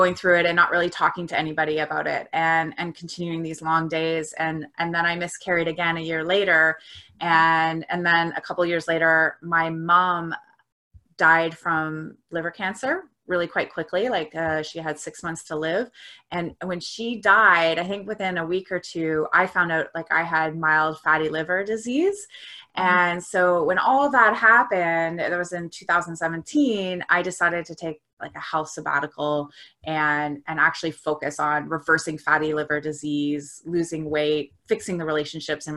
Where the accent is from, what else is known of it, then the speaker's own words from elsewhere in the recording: Canada; So I am a Canadian. I am a 42-year-old woman living outside of Toronto, Canada